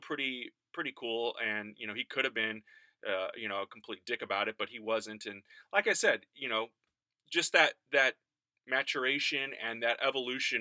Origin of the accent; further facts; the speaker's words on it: High Ridge, Missouri, United States; High Ridge is where I grew up